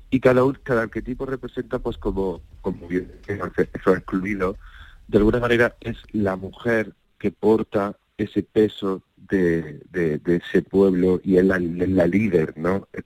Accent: Andalusia, Spain; Hemos dejado muy claro que somos de Andalucía, que venimos de ahí, que tenemos fuerza y que vamos a luchar por, por nuestra Andalucía

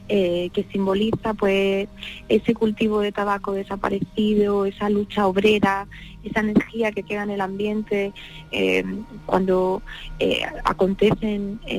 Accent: Vega de Granada, Andalusia, Spain; yo soy de allí, de la Vega de Granada, y he crecido entre secaderos de tabaco, que fue un monocultivo durante el siglo XX

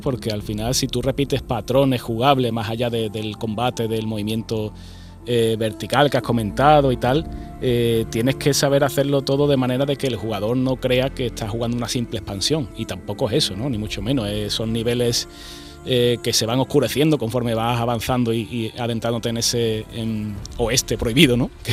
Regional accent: Andalusia, Spain; siendo andaluz

